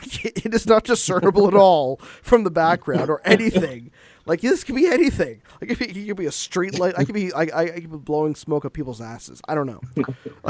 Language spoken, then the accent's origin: English; Canada; I'm Canadian